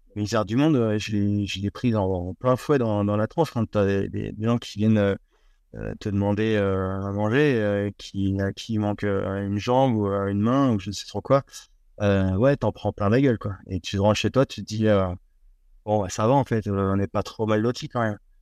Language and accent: French; France; en tant que Français